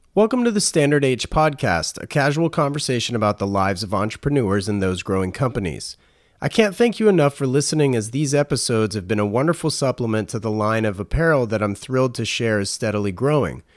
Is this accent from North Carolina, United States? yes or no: yes; Raleigh, North Carolina, United States; moved away; I grew up in Raleigh